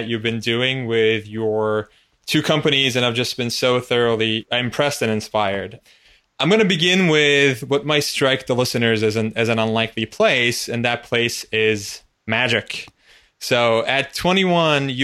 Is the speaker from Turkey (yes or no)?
yes; Turkey; I grew up in Turkey, which is a very conformist, community-oriented country